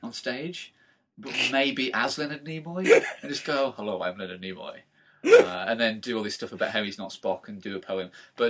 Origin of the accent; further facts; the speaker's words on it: Dudley, West Midlands, United Kingdom